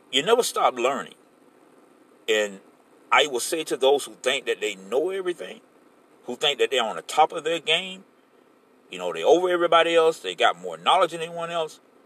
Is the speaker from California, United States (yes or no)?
no; Florida, United States; this is my home state